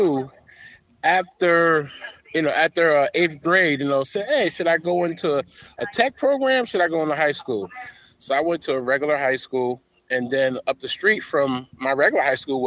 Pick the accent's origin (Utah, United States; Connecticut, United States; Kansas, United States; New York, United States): Connecticut, United States; Bridgeport; I grew up in Bridgeport, Connecticut, so that's a melting pot.